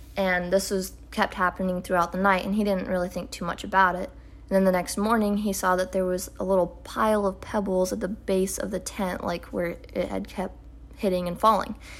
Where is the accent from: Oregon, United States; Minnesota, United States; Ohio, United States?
Oregon, United States; we're from Oregon